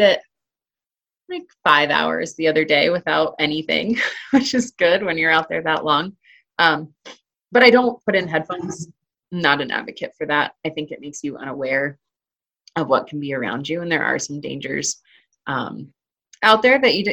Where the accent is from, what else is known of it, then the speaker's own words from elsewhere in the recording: Arizona, United States; now in Colorado, United States; growing up in Arizona